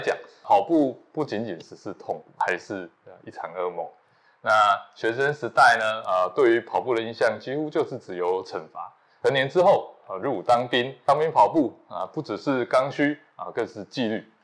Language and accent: Chinese; southern Taiwan, Taiwan; 我来自南部乡下